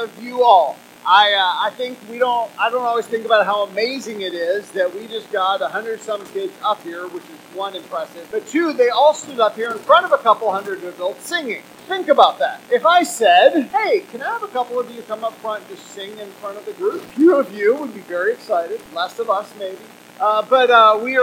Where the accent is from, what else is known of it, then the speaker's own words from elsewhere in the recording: United States; we're American